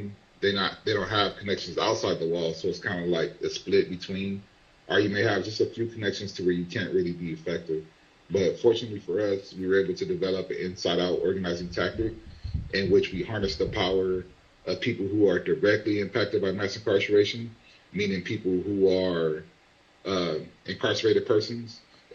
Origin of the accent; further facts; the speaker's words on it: Compton, California, United States; as a child growing up in Compton, California